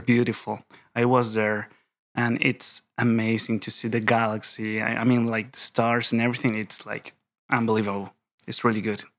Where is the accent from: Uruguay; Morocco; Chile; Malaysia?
Chile; English is a second language; moved away as an adult; now in Edinburgh, United Kingdom; I am from Chile, Chile, South America. So I am here for my P H D studies in systematic theology